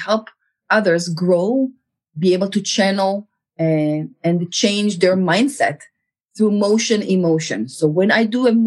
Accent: Israel; moved away; I was born in Israel. I grew up in Israel.

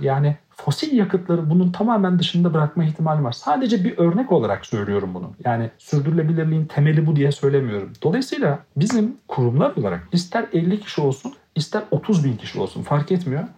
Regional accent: Black Sea Region, Turkey; çocukluğumdan beri Karadeniz'de yetiştiğim için

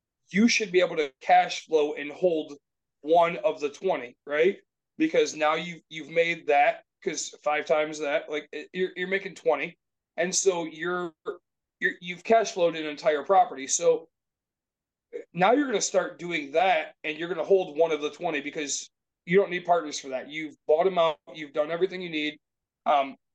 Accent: Grand Rapids, Michigan, United States; We're from Grand Rapids area

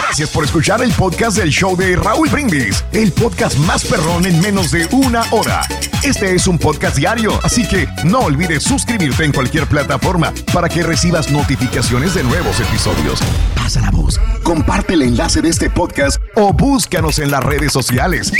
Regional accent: Mexico; como mexicanos estamos bien en, México

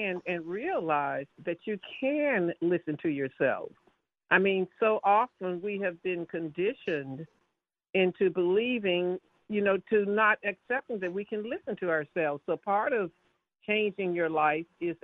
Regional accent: the South, United States; moved away; also born or lived in Washington, D.C.; I'm from the South

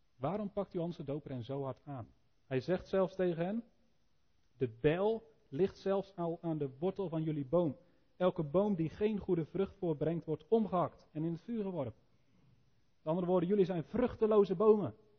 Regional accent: Elspeet, Gelderland, Netherlands; Nou, ik kom uit Elspeet

